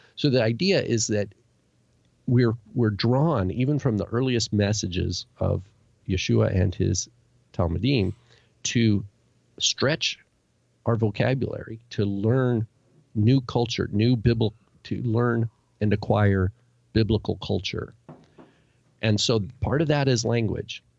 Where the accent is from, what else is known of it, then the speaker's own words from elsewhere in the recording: United States; me growing up in America